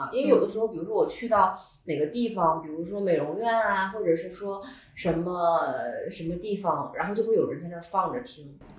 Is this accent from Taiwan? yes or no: no; Northeast China, China; 因为我是东北人嘛